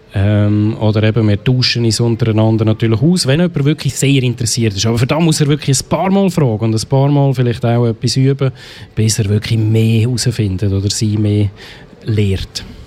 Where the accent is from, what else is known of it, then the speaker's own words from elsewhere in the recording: Biberstein, Aargau, Switzerland; bin aus Biberstein